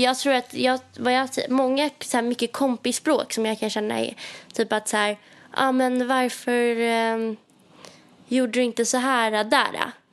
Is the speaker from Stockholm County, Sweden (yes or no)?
yes; Stockholm, Stockholm County, Sweden; moved away as an adult; now in Paris, France; att vara hemma i Stockholm